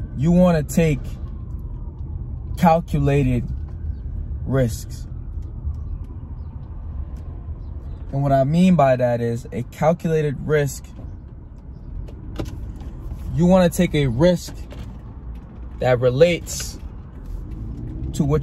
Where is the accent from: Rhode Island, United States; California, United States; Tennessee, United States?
Rhode Island, United States; I'm from Rhode Island